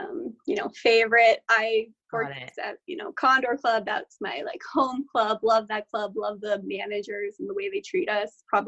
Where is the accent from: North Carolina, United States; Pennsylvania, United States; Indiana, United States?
Indiana, United States; moved away as an adult; also born or lived in San Francisco; I'm from Indiana